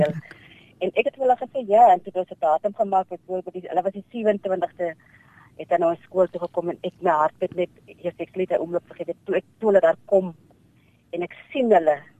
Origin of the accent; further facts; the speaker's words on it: Namaqualand, Northern Cape, South Africa; ek is gebore in Makwaland